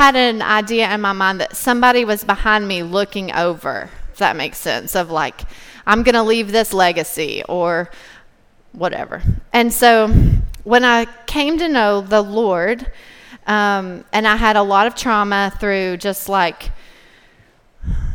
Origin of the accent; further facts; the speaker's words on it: Cumberland Gap, Tennessee, United States; I grew up in Cumberland Gap, Tennessee. It's a really tiny town in East Tennessee.